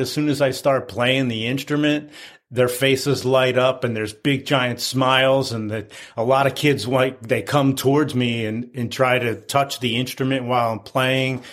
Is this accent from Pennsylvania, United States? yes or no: yes; outside of Philadelphia, Pennsylvania, United States; I grew up outside of Philadelphia in the 60s and 70s